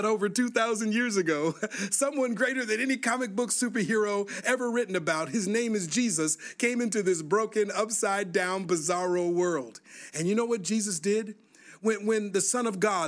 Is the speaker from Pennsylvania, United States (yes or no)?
no; Minneapolis, Minnesota, United States; growing up in Minneapolis, Minnesota